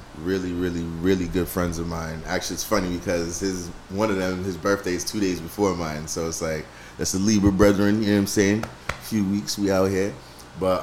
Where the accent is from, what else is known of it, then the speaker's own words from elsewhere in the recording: Rhode Island, United States; I was born in Rhode Island